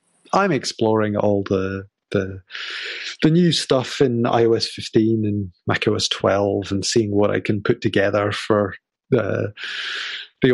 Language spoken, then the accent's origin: English; Glasgow, Scotland, United Kingdom; I'm in Glasgow in Scotland, where I was born.